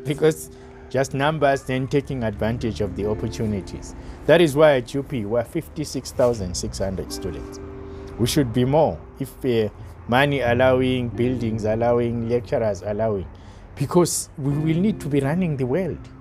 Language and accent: English; South Africa; myself of only as a South African